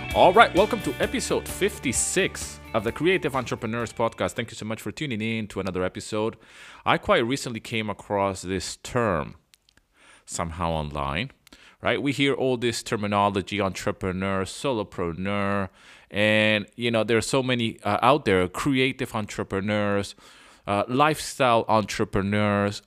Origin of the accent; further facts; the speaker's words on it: Venezuela; moved away as an adult; also born or lived in London, United Kingdom; I was born in London, but I grew up in Venezuela.